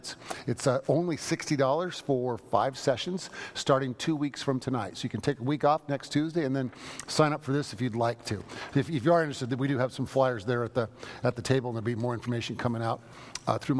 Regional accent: San Francisco, California, United States; moved away; I'm from San Francisco

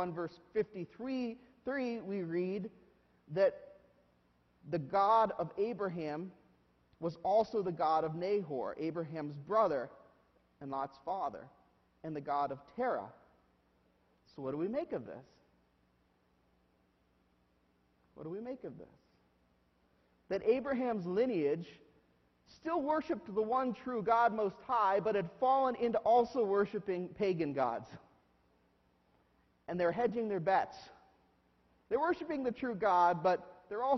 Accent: United States; as modern day Americans

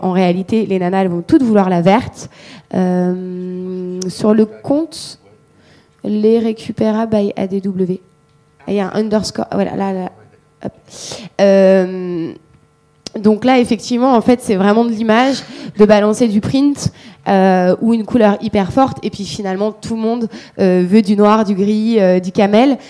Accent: Marseille, Provence-Alpes-Côte d'Azur, France; je suis marseillaise

